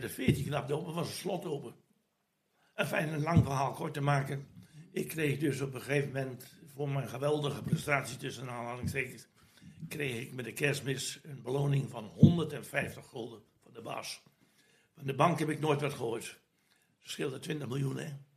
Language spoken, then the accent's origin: Dutch; Groningen, Netherlands; now in Vlaardingen, Netherlands; Ja, ik ben een Groninger en ik heb een hard karakter